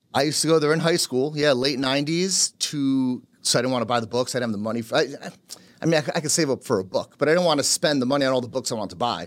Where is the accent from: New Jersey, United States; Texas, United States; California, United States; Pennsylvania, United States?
New Jersey, United States; first language Polish; English is a second language; also born or lived in Carteret, New Jersey; Born and raised in, uh, in Jersey, but, uh, son of immigrants. Parents came from Poland